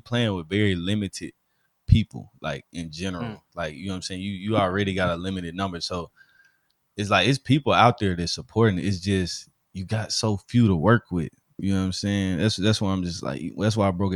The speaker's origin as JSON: {"language": "English", "region": "Alabama", "country": "United States", "accent": "Southern, Alabama", "said": "I'm from Alabama"}